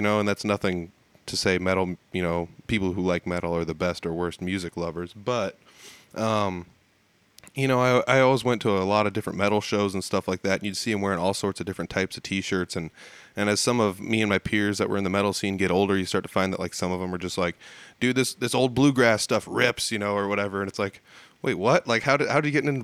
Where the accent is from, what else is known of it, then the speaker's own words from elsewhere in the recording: Humboldt, Iowa, United States; Humboldt, it's north of Fort Dodge